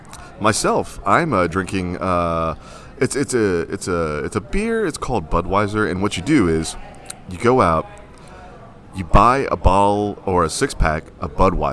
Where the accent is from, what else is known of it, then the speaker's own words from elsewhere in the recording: Oklahoma, United States; I grew up in Oklahoma, and Oklahoma has like the red dirt thing, which is like the type of country they have